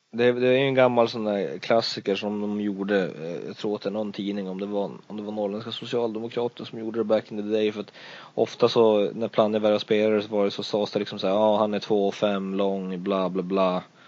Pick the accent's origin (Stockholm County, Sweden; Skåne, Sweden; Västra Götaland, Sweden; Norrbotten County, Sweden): Norrbotten County, Sweden; Luleå; vi är ju alla från Luleå